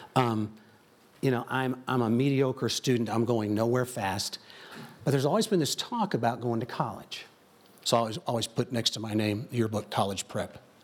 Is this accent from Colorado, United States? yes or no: no; Joliet, Illinois, United States; I grew up in Chicagoland